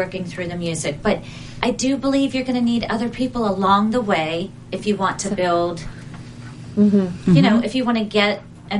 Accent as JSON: {"language": "English", "town": "Pittsburgh", "region": "Pennsylvania", "country": "United States", "said": "I'm a Pittsburgh mom. I'm a mom from Pittsburgh."}